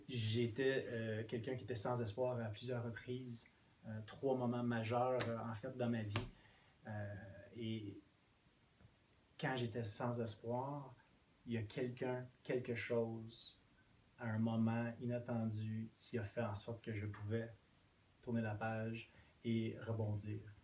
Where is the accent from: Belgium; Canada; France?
Canada; Quebec; first language English; French is a second language; étant anglophone, oui. je me suis rarement senti chez moi au Québec